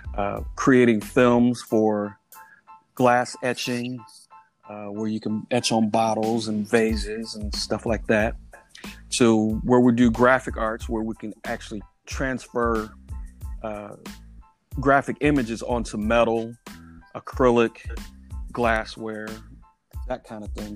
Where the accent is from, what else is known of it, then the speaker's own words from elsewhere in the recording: Indianapolis, Indiana, United States; moved away as an adult; also born or lived in Washington Township, Indianapolis; now in Carmel, United States; I grew up really relatively close to 3D Trophy, right off of 34th and Bancroft. Uh, so I'm I'm an East Sider for life